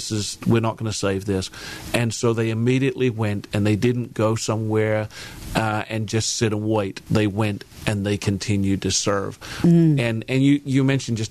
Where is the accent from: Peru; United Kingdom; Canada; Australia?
United Kingdom; England; moved away as an adult; also born or lived in Seattle; now in Portland, United States; I grew up in a real small country town in England